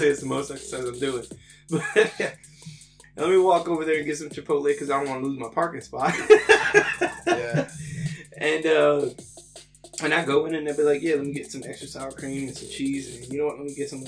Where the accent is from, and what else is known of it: New York City, New York, United States; moved away